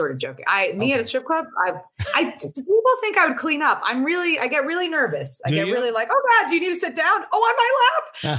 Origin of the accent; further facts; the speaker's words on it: New York City, New York, United States; I'm from Queens.